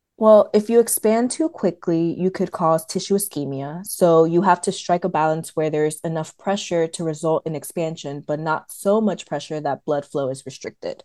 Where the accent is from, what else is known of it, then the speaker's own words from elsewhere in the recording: Atlanta, Georgia, United States; also born or lived in New Jersey; Originally from New Jersey, but I grew up in Metro Atlanta